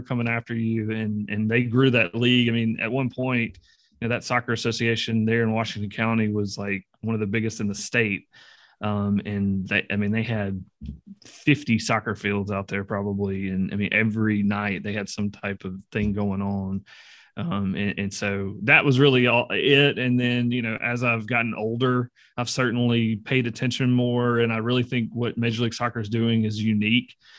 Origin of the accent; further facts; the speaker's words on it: Greenville, Mississippi, United States; I grew up in Greenville, Mississippi